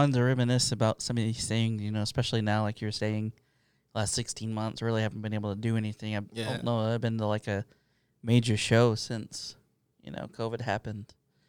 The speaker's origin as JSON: {"language": "English", "region": "Texas", "country": "United States", "said": "I'm from Texas."}